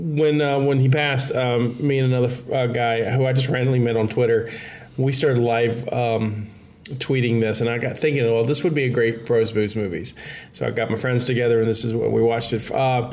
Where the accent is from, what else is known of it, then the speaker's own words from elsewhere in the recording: Baldwin County, Alabama, United States; So I'm from Baldwin County, so I'm from the county close enough to Florida.